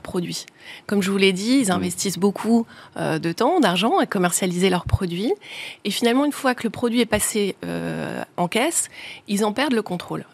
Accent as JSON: {"language": "French", "area": "the Nord", "region": "Hauts-de-France", "country": "France", "said": "on est originaire du Nord"}